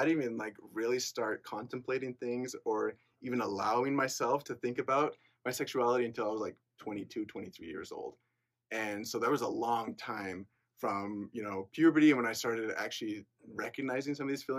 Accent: Lindon, Utah, United States; also born or lived in Peru; I'm from Linden, Utah, really close by. I've lived there my whole life

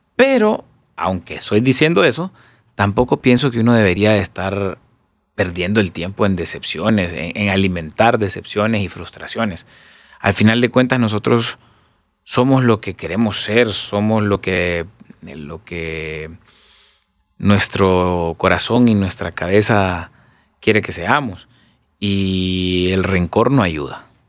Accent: Honduras; no me voy a ir de Honduras, yo soy hondureño. Aquí nací, aquí me quiero morir

